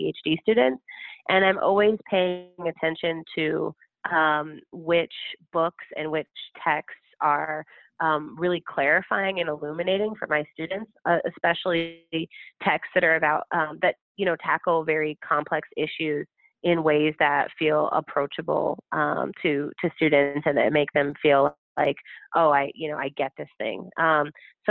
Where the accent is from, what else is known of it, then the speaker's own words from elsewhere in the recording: Chicago, Illinois, United States; as a Black person, as a Chicagoan